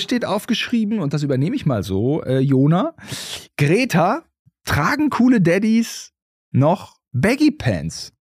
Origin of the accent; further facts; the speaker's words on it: Germany; als äh, Deutsche